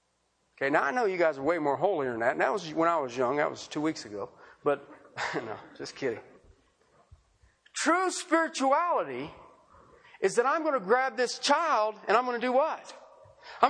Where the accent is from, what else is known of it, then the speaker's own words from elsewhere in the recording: Ohio, United States; moved away; where I grew up at in Ohio